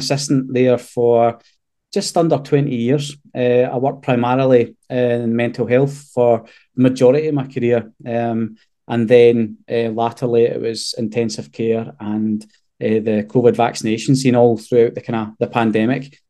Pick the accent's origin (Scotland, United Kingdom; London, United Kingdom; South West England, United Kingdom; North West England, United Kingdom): Scotland, United Kingdom; we're typical Scottish men